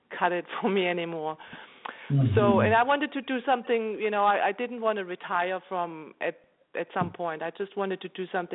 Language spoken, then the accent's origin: English; Germany; moved away as an adult; also born or lived in Philadelphia, United States / New York, United States; now in California, United States; So I'm German. I grew up in Germany